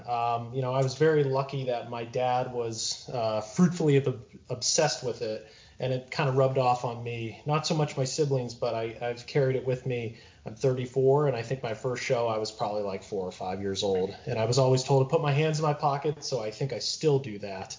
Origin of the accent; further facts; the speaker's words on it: Pittsburgh, Pennsylvania, United States; I'm from the Pittsburgh area